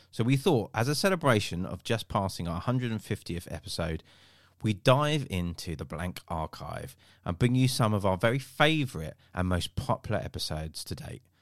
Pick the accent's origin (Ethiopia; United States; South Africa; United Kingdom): United Kingdom; Kent, South East England; I grew up in Kent.